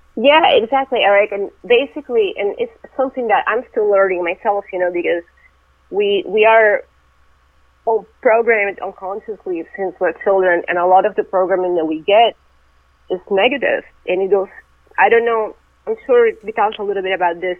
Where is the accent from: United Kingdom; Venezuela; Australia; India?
Venezuela; moved away as an adult; also born or lived in Russia; now in United States; I was born in Russia, but when I was really young, I moved to Venezuela, and that's where I grew up